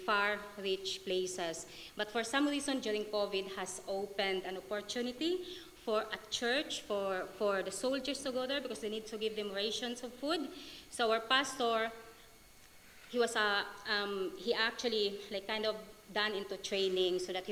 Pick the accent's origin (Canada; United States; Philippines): Philippines; now in Scotland, United Kingdom; my country, Philippines, even though I'm in Scotland, I'm still a Filipino